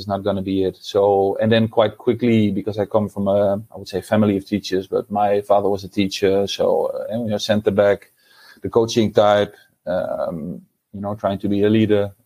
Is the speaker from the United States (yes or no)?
no; Deventer, Overijssel, Netherlands; moved away; I was born and raised in Deventer in the east of the Netherlands.